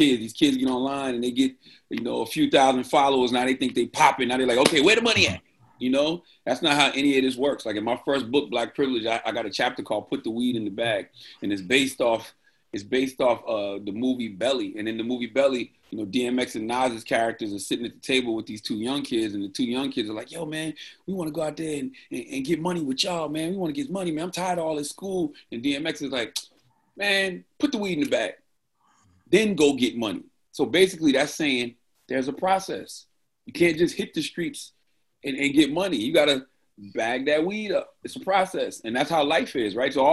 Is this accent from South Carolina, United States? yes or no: yes; Moncks Corner, South Carolina, United States; moved away; I always still feel like that little kid growing up in Moncks Corner, South Carolina.